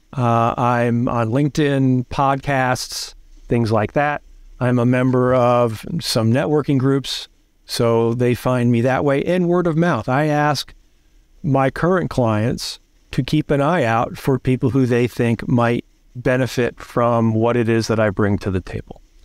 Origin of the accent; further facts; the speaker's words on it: New Jersey, United States; I grew up in Jersey